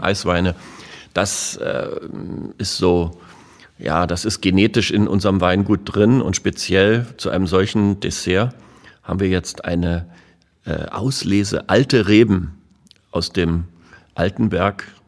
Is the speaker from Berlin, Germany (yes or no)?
yes; Berlin, Germany; als Berliner Ferienkind